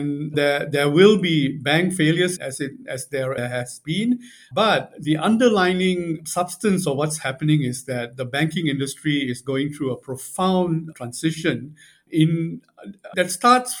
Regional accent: Singapore; also born or lived in Beijing / New York; although I'm from Singapore, I'm hardly in Singapore

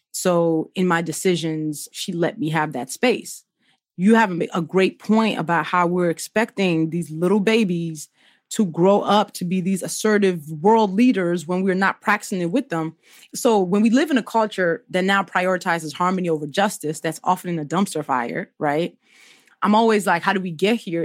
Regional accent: Nigeria; now in United States; I grew up in Nigeria

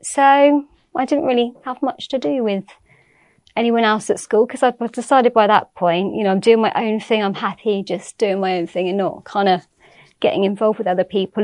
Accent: Swindon, South West England, United Kingdom; I was born in Swindon

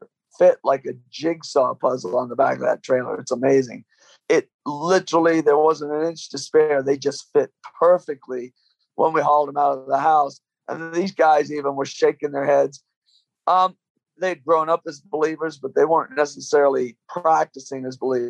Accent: Michigan, United States; also born or lived in London, England; I grew up with them in Michigan

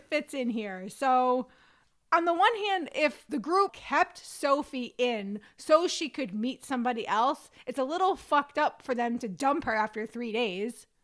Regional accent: New York, United States; I'm a New Yorker and I'm a quarter Italian

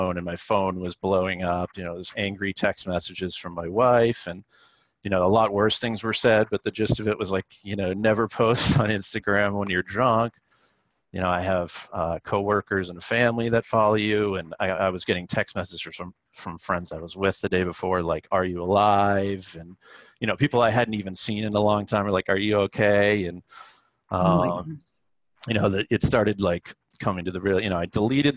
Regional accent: Boston, Massachusetts, United States; now in Brooklyn, United States; I'm from Boston

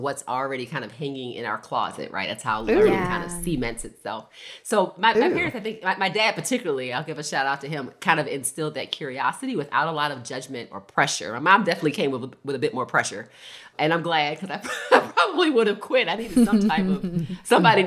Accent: Baltimore, Maryland, United States; I was born in Baltimore, Maryland

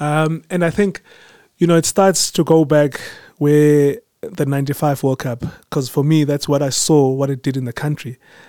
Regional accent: Mthatha, Eastern Cape, South Africa; moved away; yes, I come from Mthatha. It's a very small place in the country

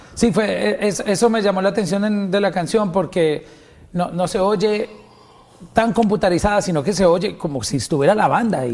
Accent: Colombia

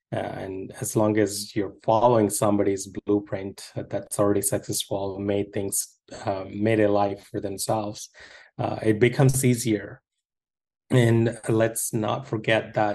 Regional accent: India; moved away; I grew up in India

